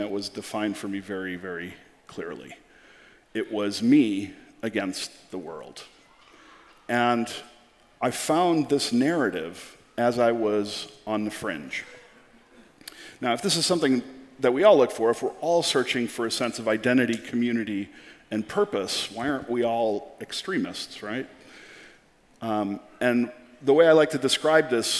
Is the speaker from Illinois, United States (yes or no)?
yes; Chicago, Illinois, United States; I come from Chicago